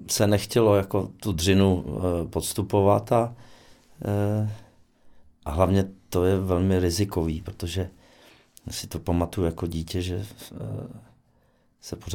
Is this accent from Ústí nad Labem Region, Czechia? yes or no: yes; Osek, Ústí nad Labem Region, Czechia; Moje maminka byla soustružnice a táta horník. A, takže přece jenom. Jako většina uh, hmm, otců hmm. u nás v Oseku. A takže se dá říct, že jsem uh, dělnického původu